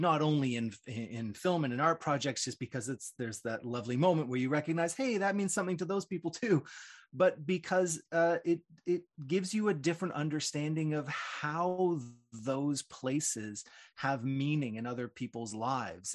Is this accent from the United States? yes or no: no; Toronto, Ontario, Canada; a guy born and raised in Toronto